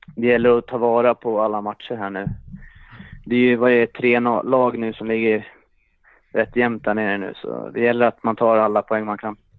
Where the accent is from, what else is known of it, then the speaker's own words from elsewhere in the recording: Vallentuna, Stockholm County, Sweden; moved away; när man är hemma i Vallentuna